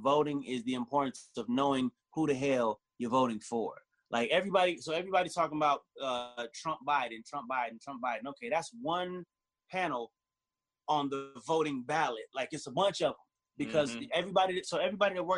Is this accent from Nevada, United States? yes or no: yes; Las Vegas, Nevada, United States; I grew up in Vegas, and that was primarily where I was at.